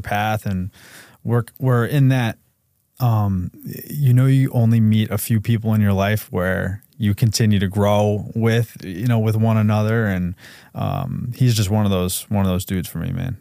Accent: Brewster, New York, United States; we grew up in Brewster, New York

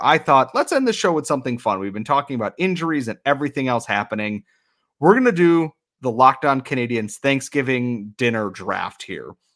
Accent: Western New York, United States; I'm from Western New York

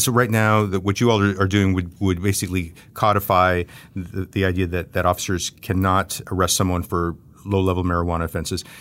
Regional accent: the Rio Grande Valley, Texas, United States; I grew up in the Valley. I've spent most of my life in Texas

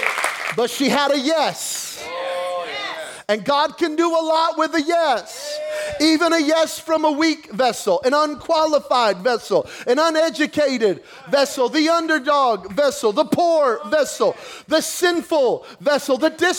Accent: Belen, New Mexico, United States; I'm from Belen, where we didn't get a Walmart until I was about 15 years old

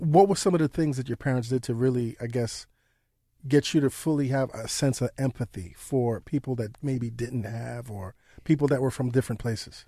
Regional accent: New York City, New York, United States; being born and raised in New York, I have such a deep passion for this city.

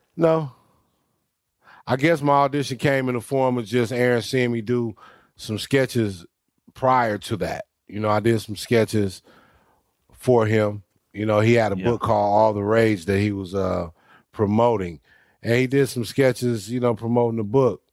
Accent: Los Angeles, California, United States; also born or lived in Dumas, Arkansas; my mother remarried, got us here to Los Angeles. I was 10 years old. So I grew up here in California

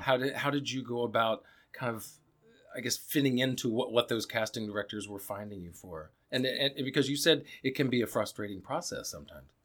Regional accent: Alabama, United States; I'm from Alabama

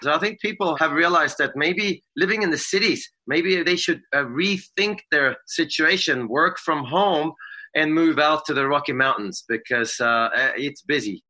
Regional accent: Sweden; now in United States; I'm a Swede.

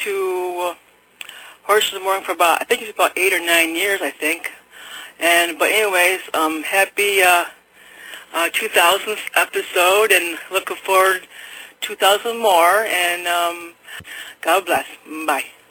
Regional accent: New York, United States; I'm from uh, New York, New York State

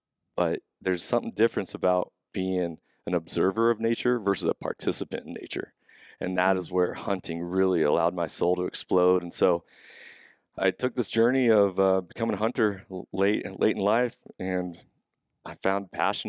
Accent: Marysville, Washington, United States; now in Snohomish, United States; I'm born and raised in Marysville.

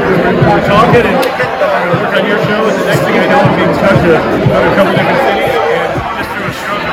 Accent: New Jersey, United States; If you grew up and were born in 1983 in Marshall Park, New Jersey, like me

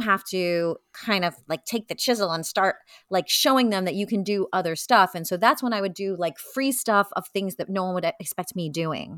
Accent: New York City, New York, United States; I grew up in Brooklyn, so it was easy for me to commute into the city

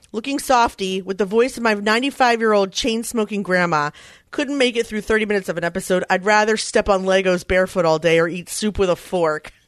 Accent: Philadelphia, Pennsylvania, United States; Philadelphia is my hometown

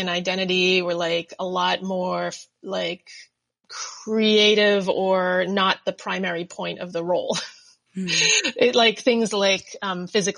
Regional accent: New Jersey, United States; now in Brooklyn, United States; I grew up in Jersey. My parents are from England and Thailand and came right before they had me as a baby

